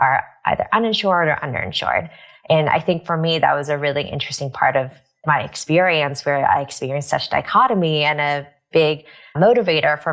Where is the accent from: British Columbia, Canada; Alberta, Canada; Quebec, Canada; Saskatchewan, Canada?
British Columbia, Canada; Vancouver; moved away as an adult; also born or lived in Taiwan / Kingston, Ontario / Toronto, Canada / New York, United States; now in United States; grew up in Vancouver, British Columbia.